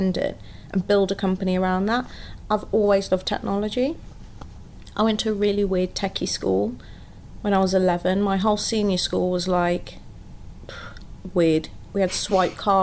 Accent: Wolverhampton, West Midlands, United Kingdom; now in London, United Kingdom; I actually moved back to my hometown for 18 months

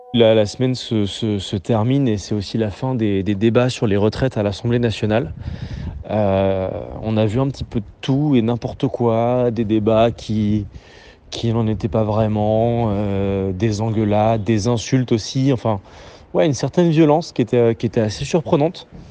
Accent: Nancy, Grand Est, France; moved away as an adult; also born or lived in Lille; now in Paris, France; j'ai grandi à Nancy.

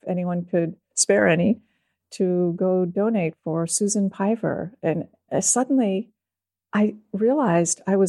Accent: East Coast, United States; moved away as an adult; now in Austin, United States; I was from the East Coast

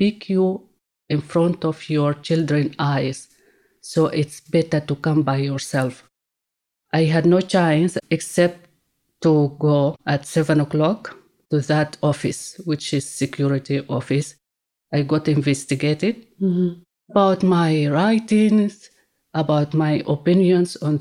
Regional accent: Sudan; moved away as an adult; now in London, United Kingdom; I'm from Sudan.

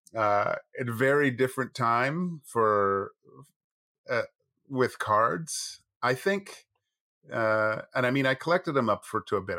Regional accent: Vancouver, British Columbia, Canada; I grew up in Kits

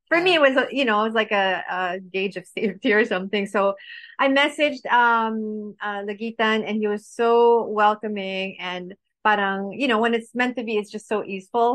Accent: Paris, Île-de-France, France; also born or lived in Baguio, Philippines; now in Philippines; I grew up in France, in Paris

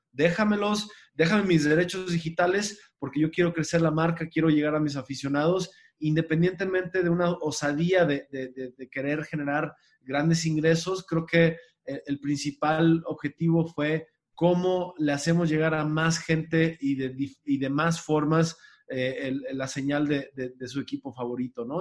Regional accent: Mexico; nos subestimamos como mexicanos

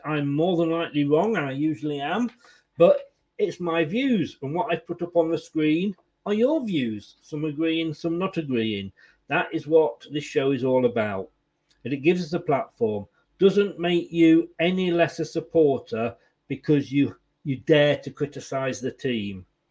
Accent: Leicester, East Midlands, United Kingdom; moved away as an adult; also born or lived in Blackpool / Blackburn / Burnley; now in Bournemouth, United Kingdom; I was born in Leicester. I'm now down in Bournemouth, and I went via Blackpool, Blackburn, and Burnley.

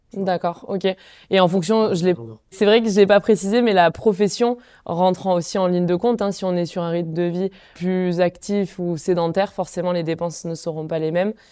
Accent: Font-Romeu, Occitania, France; j'ai grandi euh, à Font-Romeu où j'ai été en sport-études biathlon

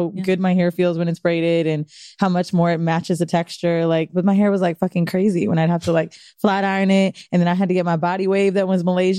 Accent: Florida, United States; moved away; also born or lived in San Francisco; Moved to Florida when I was like super young, like 7 or 6 or something.

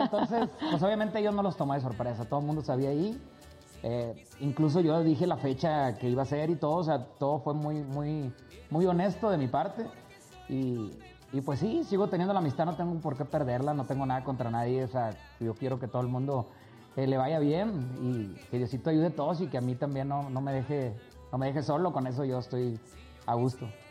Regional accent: Cadereyta Jiménez, Nuevo León, Mexico; Ahí estoy en Cadereita, donde yo soy, cerquita de Monterrey

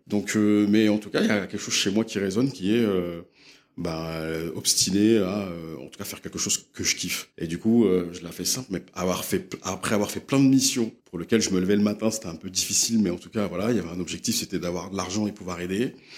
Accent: Les Mureaux, Île-de-France, France; also born or lived in London; j'ai grandi euh, dans une ville qui s'appelle Les Mureaux, où j'ai passé euh, une bonne partie de mon enfance

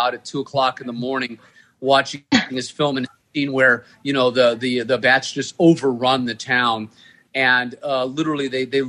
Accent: Texas, United States; I grew up in Texas

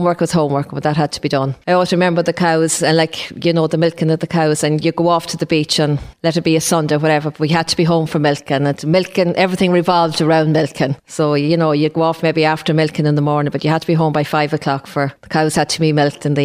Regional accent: Drumconrath, Leinster, Ireland; also born or lived in Castlebellingham; Born in Castle Bellingham, I lived there for a while and then we moved to Drumconrath, and I remember it was around my fourth birthday when we moved

